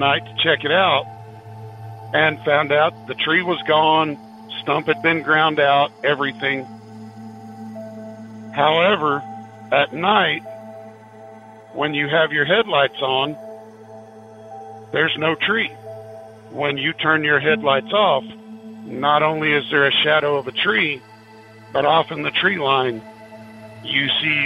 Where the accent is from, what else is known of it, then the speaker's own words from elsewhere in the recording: Oklahoma, United States; Back just outside of my hometown is a small town called Ripley, Oklahoma.